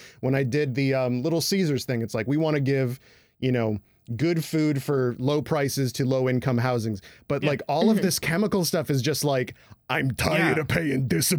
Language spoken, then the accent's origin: English; Midland, Michigan, United States; my hometown of Midland, Michigan, where Dow resides.